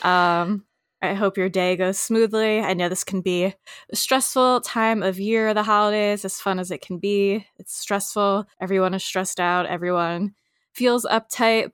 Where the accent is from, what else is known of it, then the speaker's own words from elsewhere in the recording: United States; us Americans.